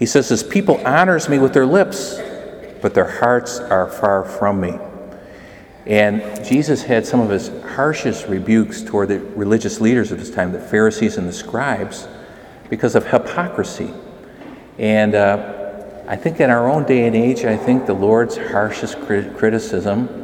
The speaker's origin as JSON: {"language": "English", "town": "McHenry", "region": "Illinois", "country": "United States", "tie": "born or raised there", "said": "I grew up in McHenry, Illinois"}